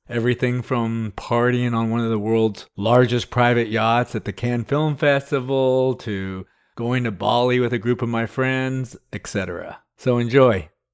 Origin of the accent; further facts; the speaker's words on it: Texas, United States; also born or lived in California; my friends I grew up with here in Texas